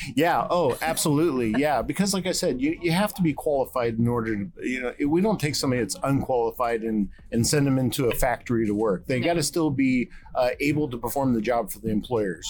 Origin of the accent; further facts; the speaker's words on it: East Coast, United States; now in Texas, United States; I'm from the East Coast, so things are a little bit done differently here in Texas